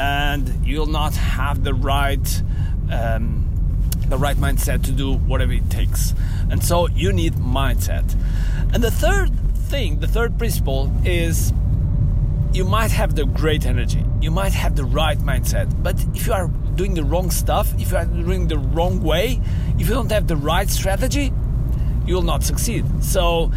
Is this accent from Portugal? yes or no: yes; Portugal; English is a second language; I'm from Portugal and I consider myself as a world citizen